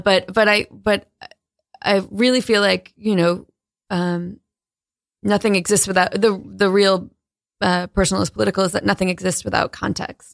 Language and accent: English; New London, Connecticut, United States; moved away; also born or lived in Maine; I grew up in New London, Connecticut